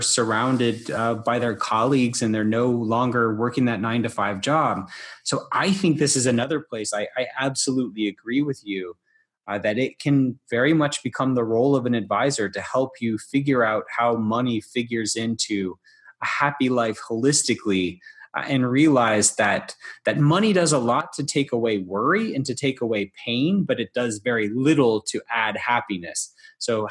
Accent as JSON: {"language": "English", "region": "Deep South", "country": "United States", "said": "I'm from the Deep South"}